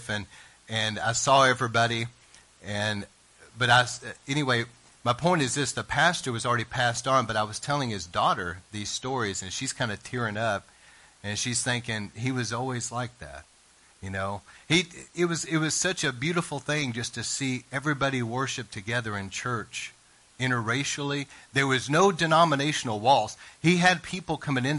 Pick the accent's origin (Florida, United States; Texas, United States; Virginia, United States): Texas, United States; East; I was raised in East Texas